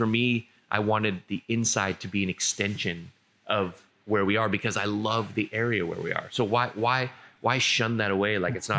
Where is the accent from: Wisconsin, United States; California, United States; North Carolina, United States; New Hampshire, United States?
California, United States; San Diego; San Diego.